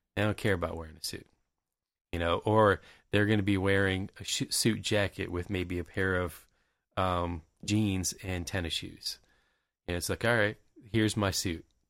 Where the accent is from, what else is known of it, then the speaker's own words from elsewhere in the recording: Tampa Bay area, Florida, United States; growing up in the Tampa Bay area